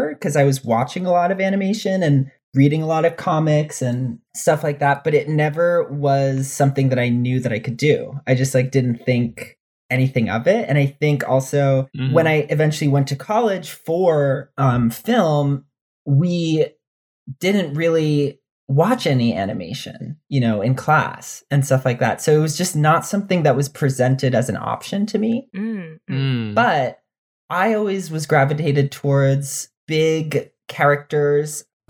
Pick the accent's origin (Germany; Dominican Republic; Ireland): Dominican Republic; now in United States; Dominican gay kid who didn't fit in anywhere and didn't see anyone like him.